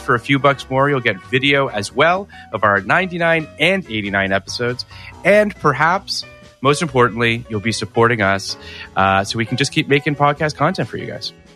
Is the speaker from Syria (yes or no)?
no; Canada; I grew up in Canada.